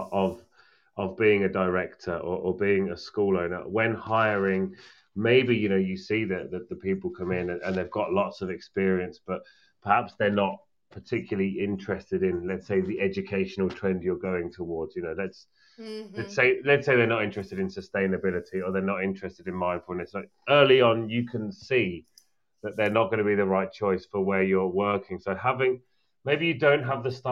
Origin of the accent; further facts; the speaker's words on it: United Kingdom; As a British person